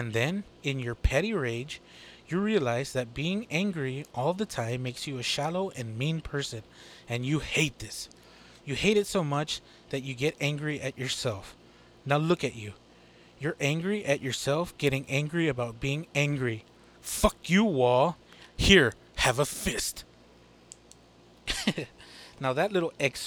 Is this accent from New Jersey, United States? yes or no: no; Texas, United States; I'm a Texas-born boy